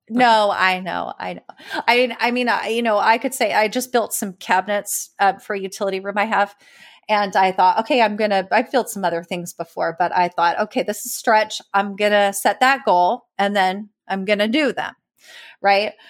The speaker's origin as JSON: {"language": "English", "region": "California", "country": "United States", "tie": "born or raised there", "also_born_or_lived": "East Coast", "moved": "yes", "lives_now": "Austin, United States", "said": "I grew up in California"}